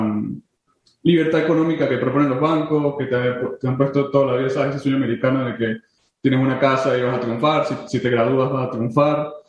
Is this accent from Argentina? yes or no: no; San Cristóbal, Táchira, Venezuela; Yo soy de San Cristóbal, eh, nací en San Cristóbal, mi familia es en San Cristóbal.